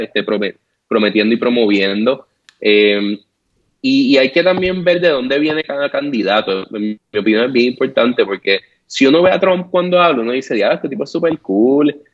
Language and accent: Spanish; Puerto Rico; now in United States